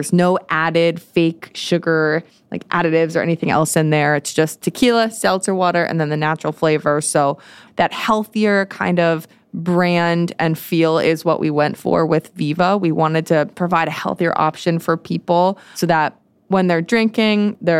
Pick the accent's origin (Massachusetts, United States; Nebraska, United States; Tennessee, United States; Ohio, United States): Massachusetts, United States; I'm from Western Mass.